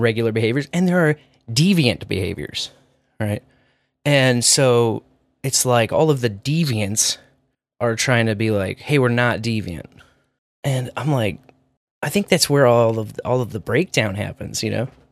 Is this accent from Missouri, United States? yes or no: yes; Kearney, Missouri, United States; I'm from Kearney